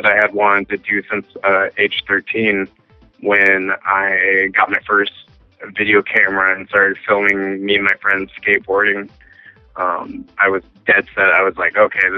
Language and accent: English; Washington, United States; also born or lived in Seattle; I'm originally from Washington State, and lived a great deal of time in Seattle.